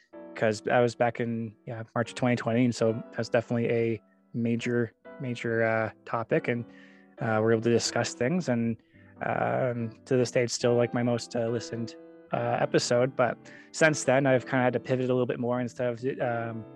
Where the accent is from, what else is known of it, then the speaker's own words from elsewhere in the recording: Arizona, United States; moved away as an adult; also born or lived in Idaho; I grew up in Arizona, but then went to Idaho